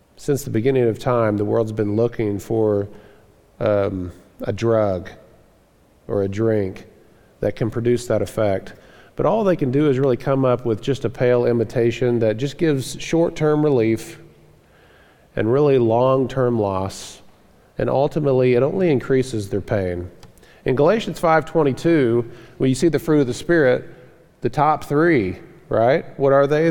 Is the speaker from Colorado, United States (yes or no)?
no; Florida, United States; moved away; I grew up in the South, in Florida, down the South